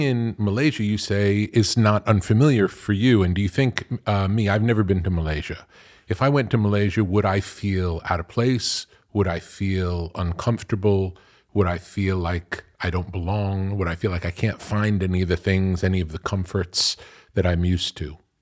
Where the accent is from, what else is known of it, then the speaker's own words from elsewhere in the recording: New York, United States; I grew up in New York